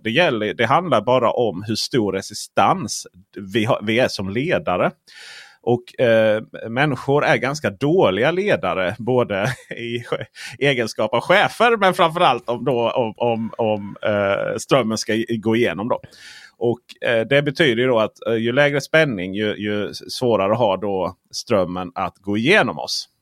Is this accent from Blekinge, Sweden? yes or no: yes; Blekinge, Sweden; jag kommer från Blekinge där, vet du, för, för, fullt med bönder. Och eh, där har vi sådana här elektriska staket då